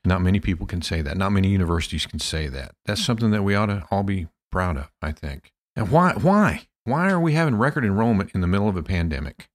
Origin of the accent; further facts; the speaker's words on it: Pampa, Texas, United States; my hometown of Pampa, Texas